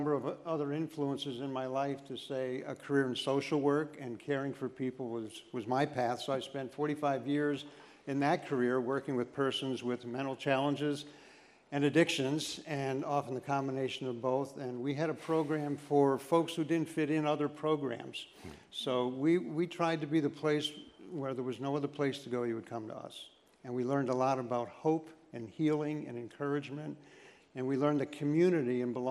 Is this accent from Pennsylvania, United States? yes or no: yes; Scranton, Pennsylvania, United States; also born or lived in Mount Cobb; I grew up in Scranton.